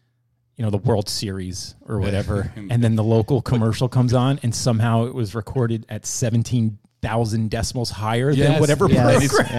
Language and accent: English; United States; growing up in the New York, New Jersey, Philadelphia area